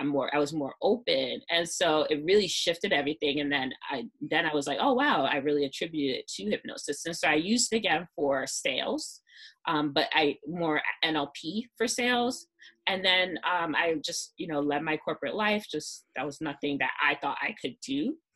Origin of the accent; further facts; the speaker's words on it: New York City, New York, United States; I'm from Brooklyn